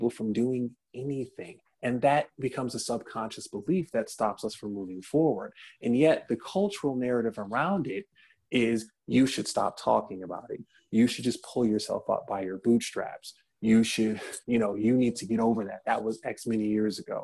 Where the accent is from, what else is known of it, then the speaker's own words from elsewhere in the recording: Detroit, Michigan, United States; in my hometown of Detroit, Michigan